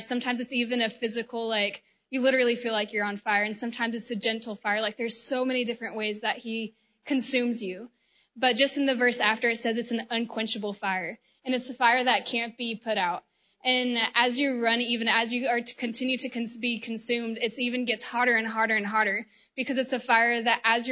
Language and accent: English; Georgia, United States; I am from the United States, from the state of Georgia